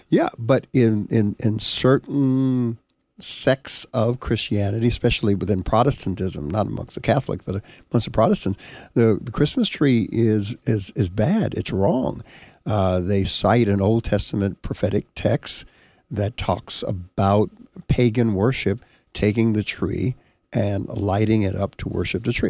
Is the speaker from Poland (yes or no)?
no; Panama; now in United States; I was born in Panama, came to the United States here